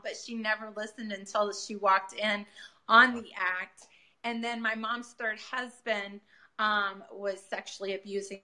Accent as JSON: {"language": "English", "town": "Peoria", "region": "Illinois", "country": "United States", "tie": "born or raised there", "said": "I come from Peoria, Illinois"}